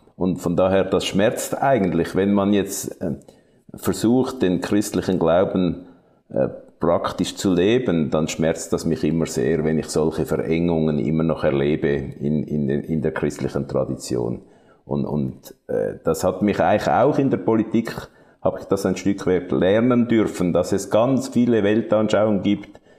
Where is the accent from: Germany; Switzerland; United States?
Switzerland; Zurich; ich bin im Kanton Zürich aufgewachsen